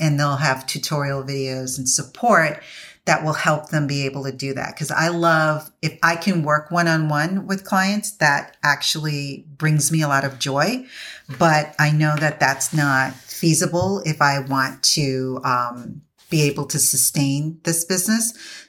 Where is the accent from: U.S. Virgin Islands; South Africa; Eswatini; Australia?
U.S. Virgin Islands; And it's centered on where I grew up in the Virgin Islands and the effects that it's had on there.